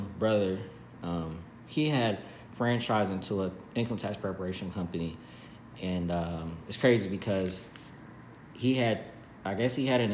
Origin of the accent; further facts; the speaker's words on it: Columbus, Ohio, United States; also born or lived in North Carolina / Dayton, Ohio / Las Vegas, Nevada; I'm originally from Columbus, Ohio